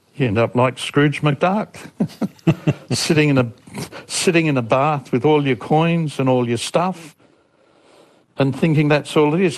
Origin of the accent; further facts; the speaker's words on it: Australia; from Australia and I've had two stuffed marriages